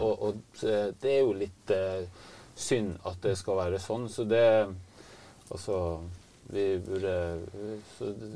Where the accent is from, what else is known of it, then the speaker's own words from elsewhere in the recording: Hardanger, Vestland, Norway; moved away as an adult; now in Finnmark, Norway; Jeg vokste opp i Hardanger og fiska med onkelen min eh, i Hardangerfjorden. Og så har jeg bodd her oppe i Finnmark i 30 år nå